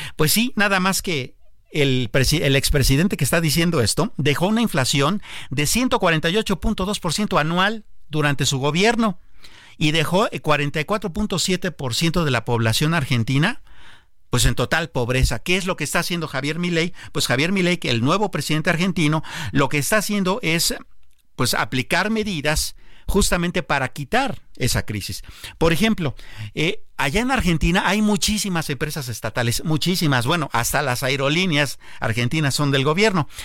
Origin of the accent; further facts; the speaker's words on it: Mexico; nosotros como mexicanos